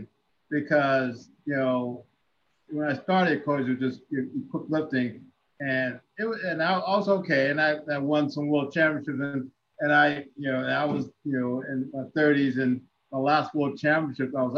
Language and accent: English; Ohio, United States; I'm from Ohio